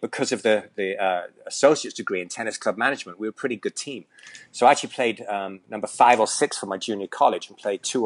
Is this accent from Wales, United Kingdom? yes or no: yes; Llantwit Major, Wales, United Kingdom; moved away as an adult; also born or lived in Hilton Head Island, South Carolina / Hong Kong / Vietnam; now in United States; I'm originally from Wales, from a huge town called Llantwit Major. I'm actually just kidding there. It's got a population of about 7,000. So I grew up in Wales